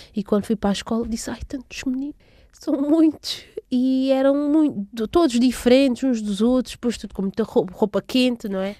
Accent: Portugal; also born or lived in Água Grande, São Tomé and Príncipe; Nasci em São Tomé e Príncipe. Acredito que tenha sido em Água Grande, assim, na, na, no distrito de Água Grande. Vivi lá até aos meus sete anos, portanto vim para Portugal com, em 1997

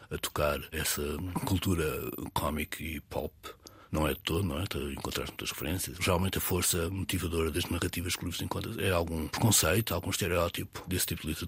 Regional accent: Alhandra, near Vila Franca de Xira, Lisbon, Portugal; born or raised there

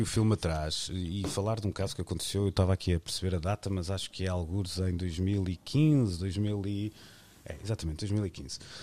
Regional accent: Arcozelo, Portugal; vou utilizar o sítio onde nasci, porque vivo muito bem com isso e com muito orgulho

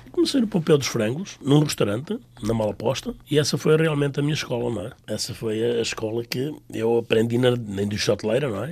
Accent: Tamengos, Centro, Portugal; now in Mineola, United States; Eu sou bairradino, não é? Nasci na Bairrada, nunca me desliguei da minha Bairrada

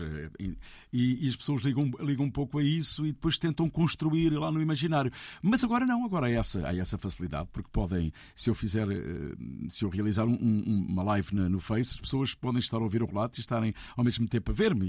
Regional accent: Santarém, Centro, Portugal; Santarém. onde eu nasci e onde eu comecei a fazer as primeiras emissões de rádio

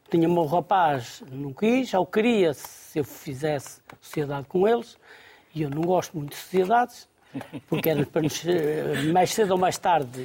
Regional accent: Gondomar, Porto District, Portugal; born or raised there

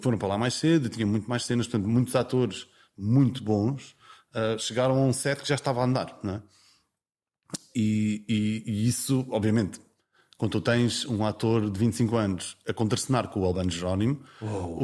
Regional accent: Vila Franca do Campo, Azores, Portugal; accent: Micaelense; eu sou de São Miguel e, e cresci com pronúncia

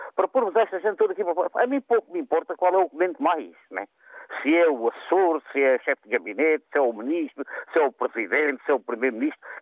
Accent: Alentejo, Portugal; como nós dizemos aqui no Alentejo

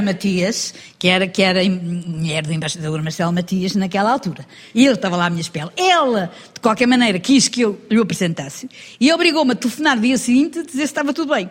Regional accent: Lisbon, Portugal; moved away as an adult; now in Ericeira, Portugal; Eu nasci em Lisboa

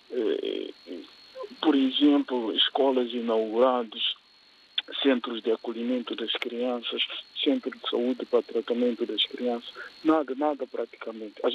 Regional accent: Guinea-Bissau; as experiências da minha terra, nesse caso a Guiné-Bissau

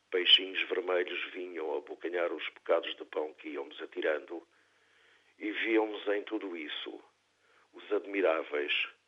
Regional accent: Azores, Portugal; faz-me querer dizer que sim, que também eu sou açoriano e que me alegro por ver reconhecidos aqueles que, vindos do meu lugar, se afirmam graças à qualidade do seu trabalho, da sua escrita.

